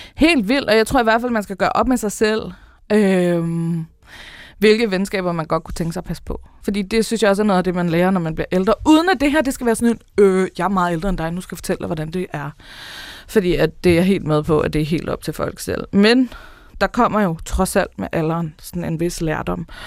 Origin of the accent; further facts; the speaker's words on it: Denmark; vi som danskere